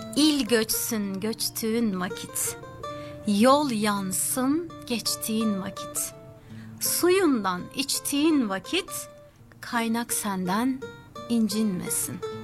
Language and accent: Turkish; Sakarya, Turkey; now in Sydney, Australia; kendi memleketimde Sakarya'da